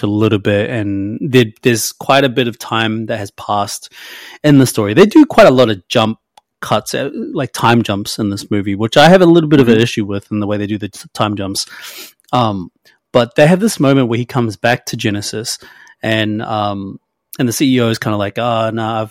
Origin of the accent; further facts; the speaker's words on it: New Zealand; I'm a Kiwi